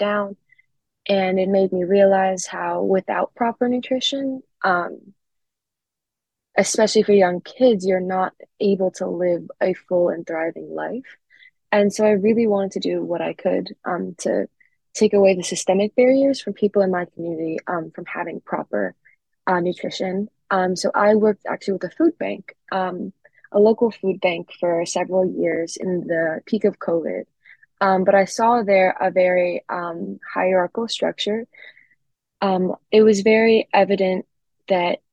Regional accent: Philadelphia, Pennsylvania, United States; I'm from Philadelphia, and there is a really large contrast between different neighborhoods. I come from a really well-off neighborhood

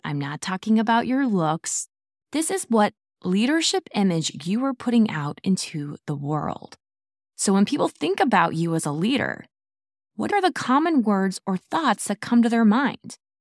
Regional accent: Midwest, United States; I am from the Midwest

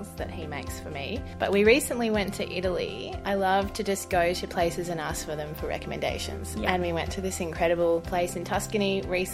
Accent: Gold Coast, Queensland, Australia; I grew up on the Gold Coast mainly, sunny Gold Coast, not much winter on the Gold Coast.

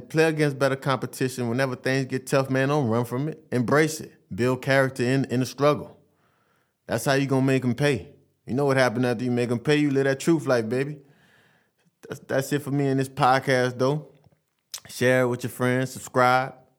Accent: Vassar, Louisiana, United States; I'm from Vassar, Louisiana.

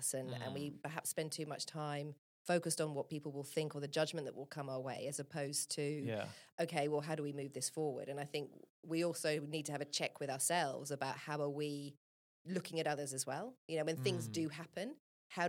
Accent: England, United Kingdom; I'm from England

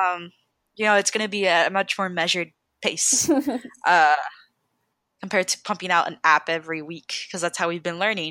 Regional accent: Los Angeles, California, United States; moved away; I'm from SoCal. I'm from Los Angeles

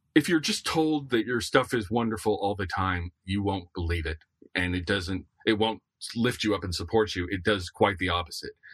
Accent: the Florida coast, United States; I grew up on the Florida coast

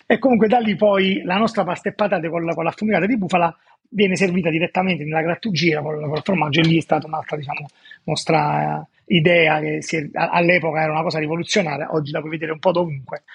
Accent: Naples, Campania, Italy; Sono napoletano, vivo a Napoli

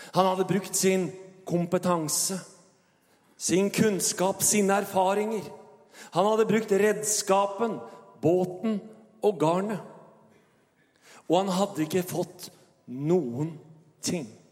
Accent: Tønsberg, Vestfold, Norway; Og min kone og jeg, vi kommer jo fra Tønsberg og har jo vår bakgrunn

